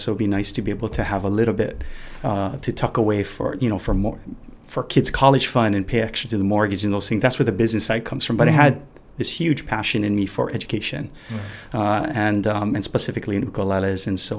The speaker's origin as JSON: {"language": "English", "town": "Honolulu", "region": "Hawaii", "country": "United States", "also_born_or_lived": "Japan", "said": "I'm from Honolulu, yeah. Kaimuki area, actually, too."}